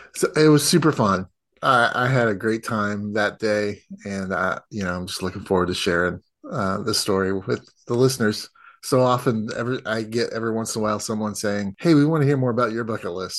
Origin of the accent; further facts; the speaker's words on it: United States; as an American